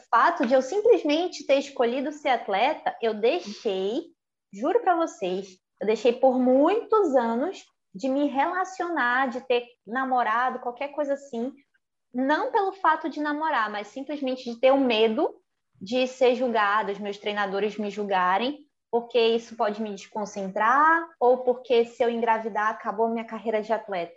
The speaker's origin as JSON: {"language": "Portuguese", "region": "North Region", "country": "Brazil", "said": "eu como mulher, como nortista, como brasileira"}